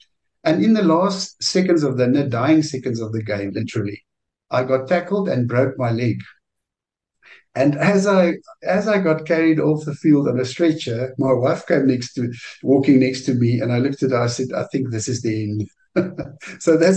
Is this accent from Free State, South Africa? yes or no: yes; Harrismith, Free State, South Africa; I grew up in Harry Smith in the Free State.